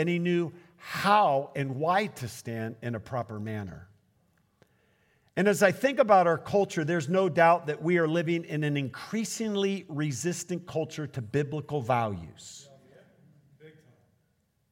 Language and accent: English; Portland, United States; I'm from Portland